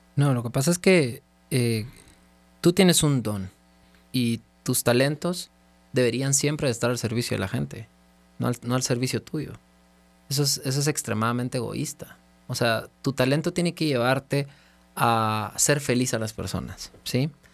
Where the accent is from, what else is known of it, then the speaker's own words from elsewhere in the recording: Guatemala; moved away as an adult; also born or lived in Los Angeles; paré regresando a Guatemala a formar mi verdadero sueño siete años después